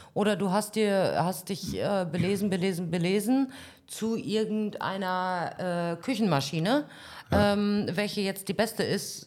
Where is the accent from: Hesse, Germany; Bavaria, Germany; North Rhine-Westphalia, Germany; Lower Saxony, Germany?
North Rhine-Westphalia, Germany; also born or lived in Berlin; now in Paphos, Cyprus; Ich bin in Nordrhein-Westfalen geboren